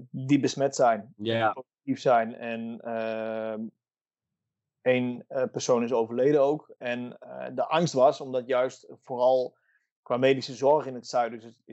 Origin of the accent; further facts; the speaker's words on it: Italy; Dutch is a second language; ik ben hier op mijn plek. Ik ben een Italiaan.